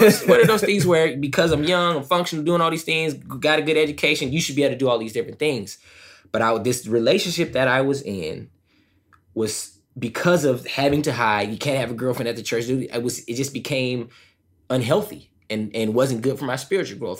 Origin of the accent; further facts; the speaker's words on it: Southern California, United States; I grew up in SoCal, right? The land of Hollywood, right?